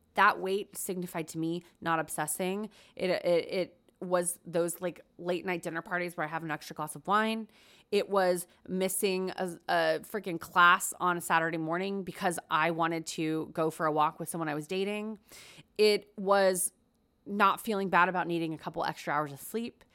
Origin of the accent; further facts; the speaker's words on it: United States; also born or lived in Korea; I was born in Korea, lived there till I was four, and then we moved to America